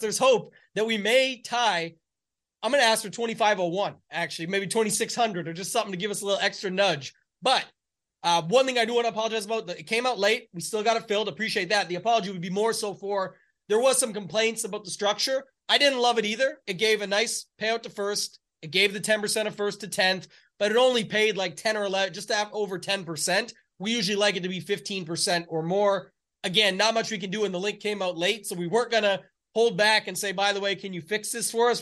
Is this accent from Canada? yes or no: yes; Canada; I'm the Canadian in the bunch